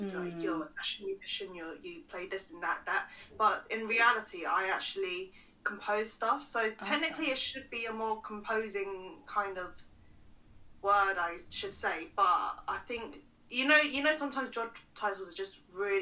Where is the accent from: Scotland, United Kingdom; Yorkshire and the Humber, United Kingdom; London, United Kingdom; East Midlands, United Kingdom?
London, United Kingdom; So I was born in London, raised in London, went to school in London.